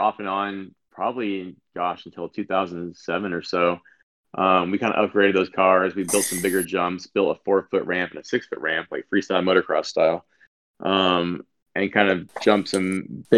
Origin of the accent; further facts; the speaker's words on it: San Diego, California, United States; I grew up in San Diego